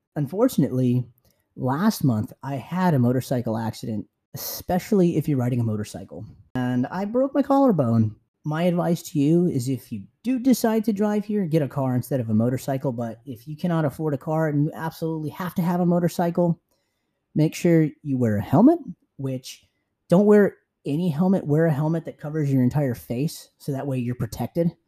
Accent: San Francisco, California, United States; moved away as an adult; now in Bangkok, Thailand; I'm from San Francisco

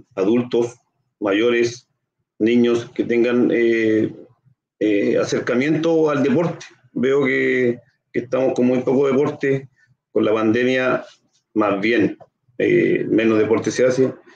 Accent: Concepción, Biobío, Chile; yo soy nacido y criado acá en Concepción

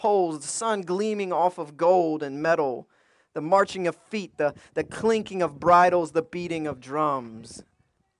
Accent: Greensboro, North Carolina, United States; moved away as an adult; now in Roseville, United States; growing up in Greensboro going to parades

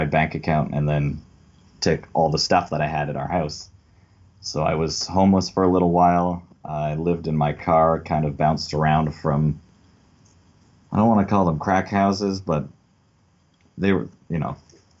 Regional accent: Belleville, Ontario, Canada; I was born in Belleville, but I was raised in the country just north of Belleville, mostly on my grandparents' farm

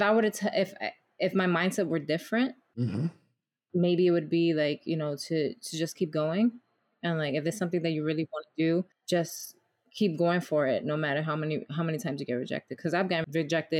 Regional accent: New York City, New York, United States; I grew up in the Bronx and I did box

